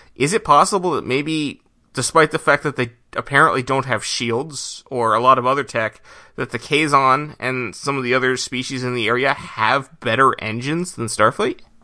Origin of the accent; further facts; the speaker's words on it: United States; as an American